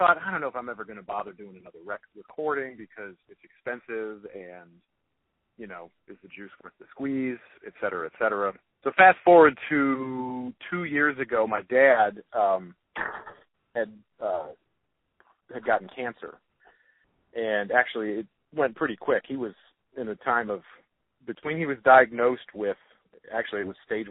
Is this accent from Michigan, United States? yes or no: yes; Detroit, Michigan, United States; born or raised there